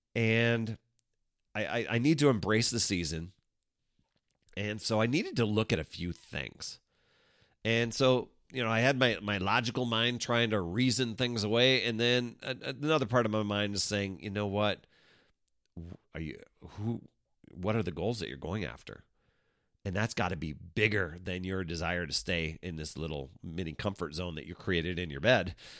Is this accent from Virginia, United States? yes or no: no; Wisconsin, United States; I grew up in Wisconsin.